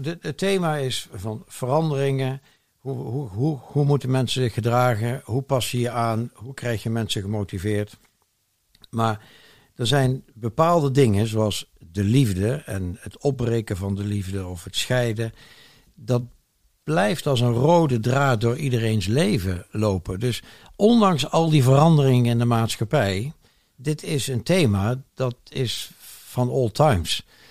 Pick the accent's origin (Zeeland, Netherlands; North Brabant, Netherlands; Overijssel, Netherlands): North Brabant, Netherlands; Eindhoven; moved away as an adult; We zijn weer terug, met mijn vrouw en ik zijn weer terug in eh, mijn geboortestad Eindhoven. Ja. In het mooie Brabant